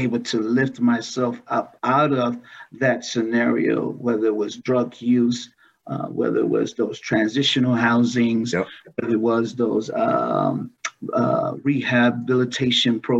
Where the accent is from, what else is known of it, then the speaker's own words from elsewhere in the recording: New York City, New York, United States; I was born and raised in New York City, Brooklyn, New York